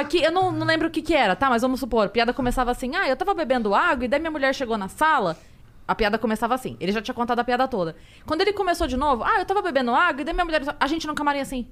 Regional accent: Sorocaba, São Paulo, Brazil; eu moro, eu sou, sou de Sorocaba

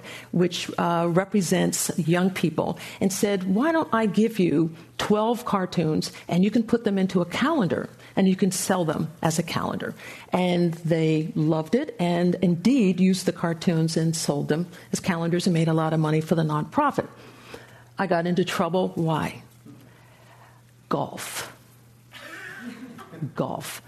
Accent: just outside of Philadelphia, Pennsylvania, United States; moved away as an adult; I grew up just outside of Philadelphia

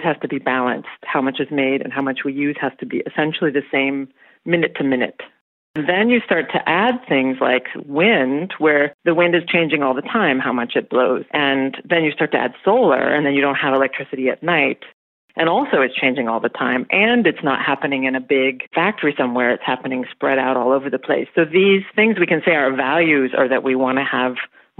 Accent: rural Oregon, United States; now in Berlin, Germany; my hometown is in rural Oregon. That's where I grew up

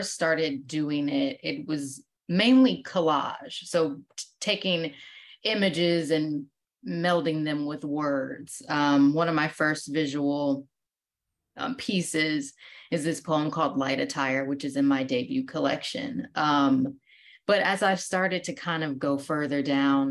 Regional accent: Midwest, United States; also born or lived in Ohio / Wisconsin; So I am from the Midwest. I, growing up, lived in between Ohio and Wisconsin

